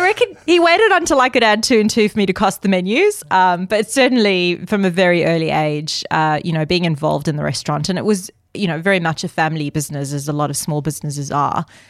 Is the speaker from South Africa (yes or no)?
yes; South Africa; I grew up in my dad's restaurant. And my dad came to South Africa as an immigrant